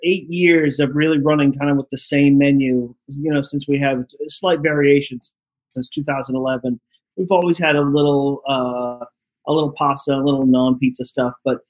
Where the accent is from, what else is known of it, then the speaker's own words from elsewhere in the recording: the Northeast, New England, United States; now in Dallas, United States; the restaurants that I grew up eating in the Northeast